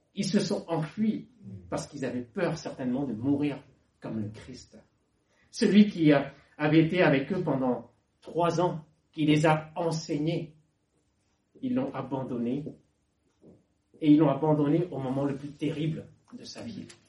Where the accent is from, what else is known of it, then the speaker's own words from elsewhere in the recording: Lower Normandy, France; mes parents donc, sont nés au Laos et ils sont arrivés en France dans les années 70 et moi je suis né donc, en 79. Donc je suis français bas normand même